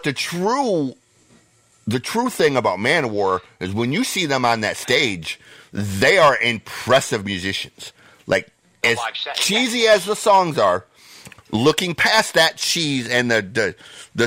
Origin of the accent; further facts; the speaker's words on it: Detroit, Michigan, United States; I'm from Detroit